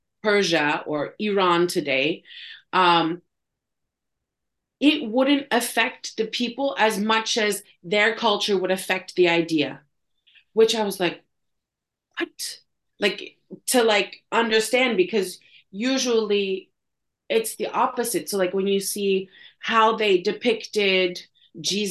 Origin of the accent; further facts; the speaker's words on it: Canada; also born or lived in Istanbul; I'm Canadian